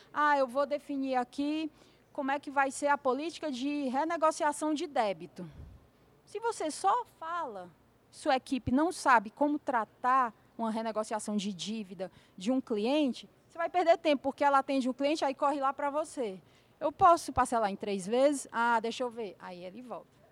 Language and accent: Portuguese; Fortaleza, Ceará, Brazil; Lá na minha terra, né, Fortaleza